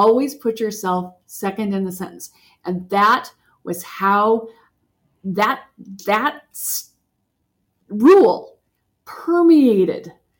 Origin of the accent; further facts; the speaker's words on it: United States; as an American woman in their middle age